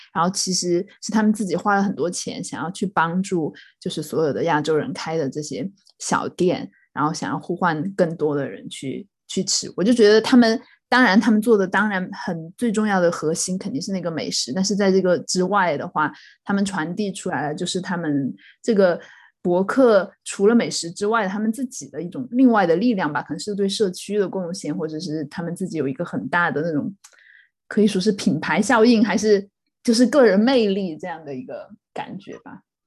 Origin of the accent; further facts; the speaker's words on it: Sichuan, China; also born or lived in Chongqing / Hong Kong; now in United Kingdom; 我跟李天和都是四川出生，后来在重庆念书的人